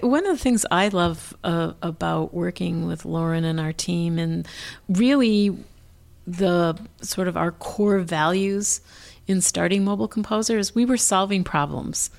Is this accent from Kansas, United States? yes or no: no; Minneapolis, Minnesota, United States; growing up in Northeast Minneapolis